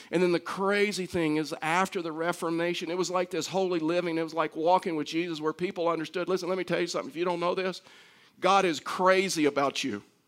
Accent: Texas, United States; now in Colorado, United States; I'm from Texas

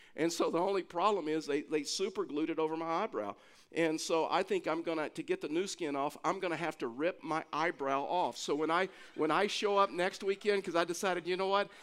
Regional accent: Texas, United States; I'm from Texas

